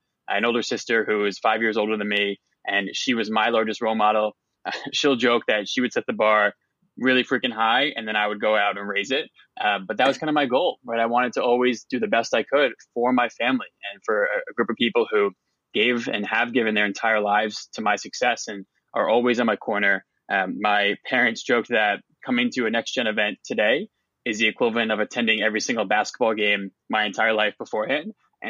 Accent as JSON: {"language": "English", "area": "Westchester", "region": "New York", "country": "United States", "tie": "born or raised there", "said": "So I grew up in Westchester, New York, just about an hour north of Manhattan in New York City."}